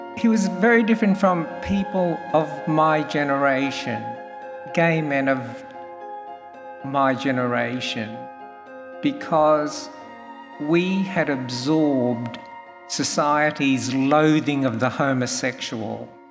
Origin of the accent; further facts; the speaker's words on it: Australia; also born or lived in Sydney; I'm Australian born Chinese and I've lived in Sydney for over 40 years working as a photographer.